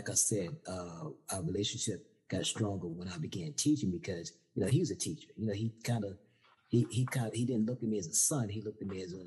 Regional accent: Norfolk, Virginia, United States; I'm from Norfolk, Virginia, born and raised

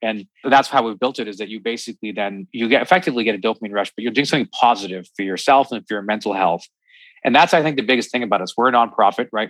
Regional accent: Canada; I'm Canadian

